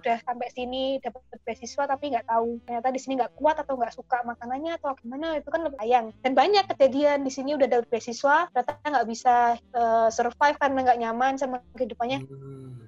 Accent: Indonesia; now in Busan, South Korea; aku tuh orang Indonesia

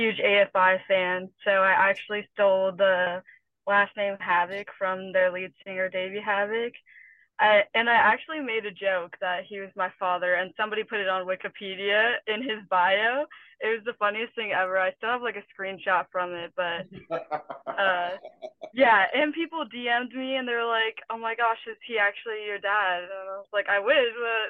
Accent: Morgan Hill, California, United States; also born or lived in Atlanta, Georgia; I'm from a small town called Morgan Hill

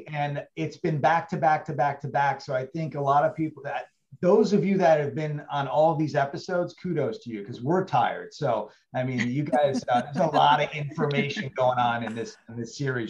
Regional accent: Connecticut, United States; moved away; That's how it was in Connecticut when I was born. I was born and raised in Connecticut. It was, everything was like 20, 25 minutes away and you're in this little suburban area.

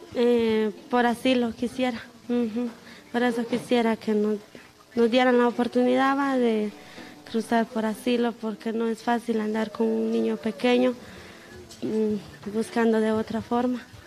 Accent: Guatemala; moved away as an adult; vengo de Guatemala.

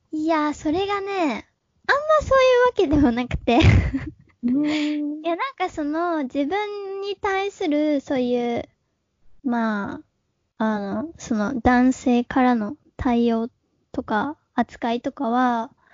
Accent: Hiroshima, Japan; moved away; 広島県出身で、えー、一人っ子です。で、今はまあ28歳なんだけど、えー、もともと広島で中高まで過ごしてて

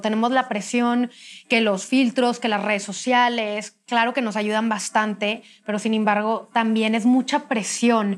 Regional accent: Monterrey, Nuevo León, Mexico; Cintia y yo somos de Monterrey

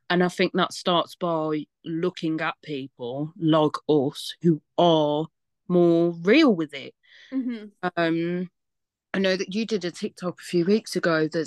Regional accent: Wales, United Kingdom; Love Irish accent. I'm Welsh.

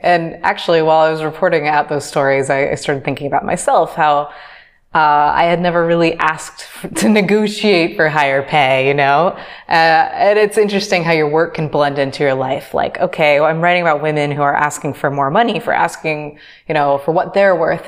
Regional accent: United States; moved away as an adult; now in Dakar, Senegal; I'm American

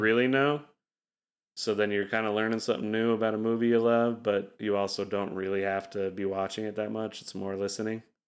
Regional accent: Utah, United States; growing up in Utah

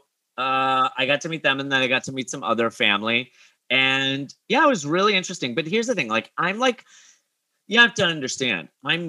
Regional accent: near Wisconsin, northern Illinois, United States; I grew up near Wisconsin on the northern Illinois border

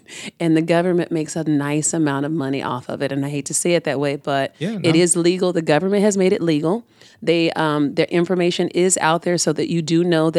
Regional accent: Tampa, Florida, United States; So the urban community in Tampa that I grew up in was in Ybor, around Ybor, Tampa Heights area.

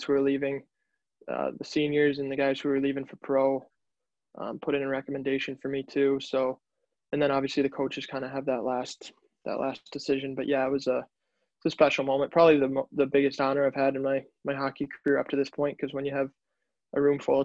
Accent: Chicago, Illinois, United States; moved away; also born or lived in Boston; growing up in Chicago

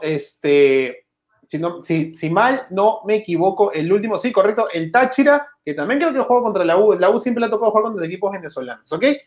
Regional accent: Peru

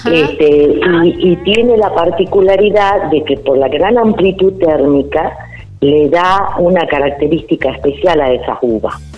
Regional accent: Salta, Argentina; now in Payogasta, Argentina; yo te cuento que soy salteña, nací en Salta capital y con los años, este, cuando mis hijos eran chicos y hacíamos excursiones para conocer la provincia, llegamos a Payogaste y nos enamoramos

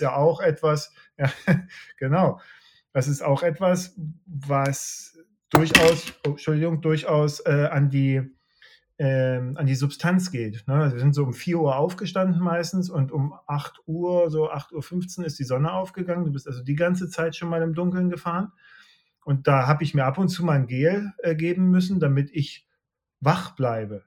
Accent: Leipzig, Saxony, Germany; Ich komme aus Leipzig

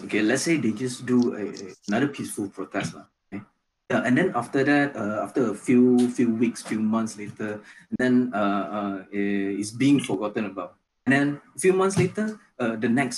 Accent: Malaysia; being Malaysian

